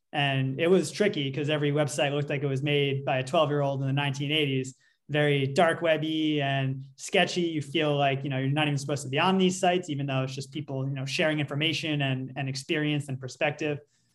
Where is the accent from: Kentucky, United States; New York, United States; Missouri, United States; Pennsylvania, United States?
New York, United States; Well, I'm coming from New York, which is a pretty, you know, liberal place, and people are somewhat open about this.